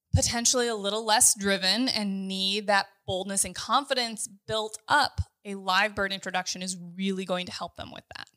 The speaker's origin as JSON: {"language": "English", "region": "Kansas", "country": "United States", "said": "We're from Kansas"}